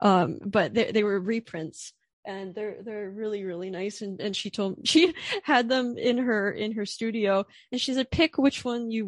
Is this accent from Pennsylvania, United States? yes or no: yes; Orefield, Pennsylvania, United States; moved away; also born or lived in Philadelphia; I'm from Orfield, Pennsylvania, which is like, it's like the suburbs right before the middle of nowhere.